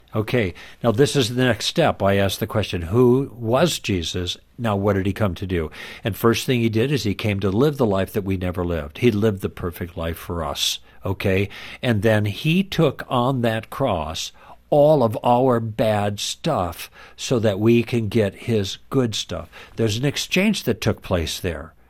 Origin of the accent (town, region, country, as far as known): Midwest, United States; born or raised there; moved away as an adult; also born or lived in Los Angeles